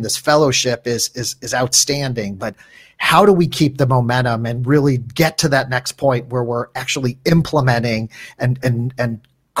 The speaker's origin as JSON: {"language": "English", "town": "St. Louis", "region": "Missouri", "country": "United States", "tie": "born or raised there", "said": "St. Louis, my hometown"}